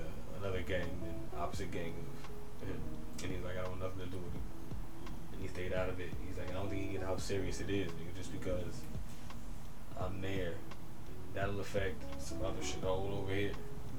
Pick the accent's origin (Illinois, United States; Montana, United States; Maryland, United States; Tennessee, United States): Illinois, United States; Chicago; Especially growing up in Chicago, I get that in my eyes.